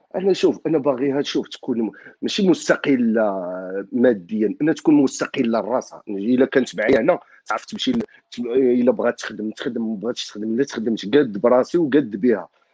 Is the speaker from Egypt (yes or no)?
no; Morocco; now in France; انا مغربي